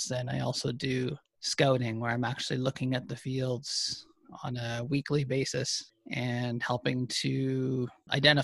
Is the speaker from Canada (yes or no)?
yes; Ontario, Canada; moved away as an adult; also born or lived in Manitoba; now in Alberta, Canada; I grew up in Ontario on a corn and soybean farm